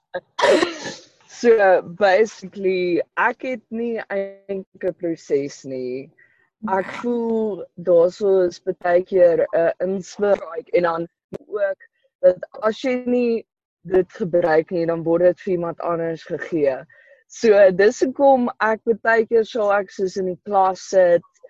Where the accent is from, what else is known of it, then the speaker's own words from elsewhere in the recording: Polokwane, Limpopo, South Africa; Ek kom van Polokwane af